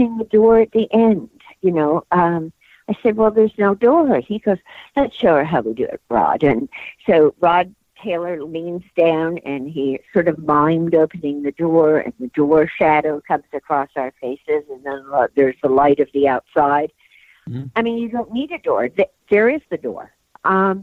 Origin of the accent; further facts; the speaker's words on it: Bristol, South West England, United Kingdom; I was born in Bristol, England